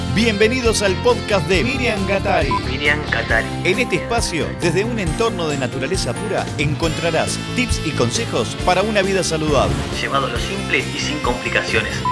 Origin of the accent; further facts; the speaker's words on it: Buenos Aires, Argentina; accent: porteña; moved away as an adult; porteña, lo notarán, nací en Buenos Aires